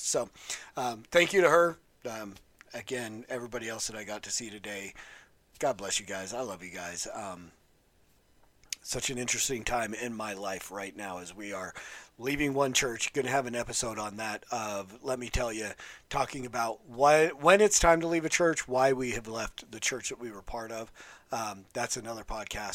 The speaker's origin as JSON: {"language": "English", "town": "West Valley City", "region": "Utah", "country": "United States", "tie": "born or raised there", "said": "When I was growing up in West Valley City, Utah"}